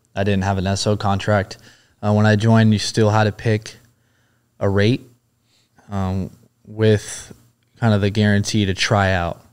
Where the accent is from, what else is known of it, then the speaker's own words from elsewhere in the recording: Huntington Beach, California, United States; Originally, I grew up in Huntington Beach, California.